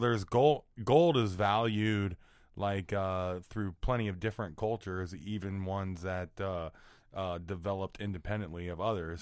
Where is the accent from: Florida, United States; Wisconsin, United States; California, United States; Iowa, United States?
Iowa, United States; I'm from Iowa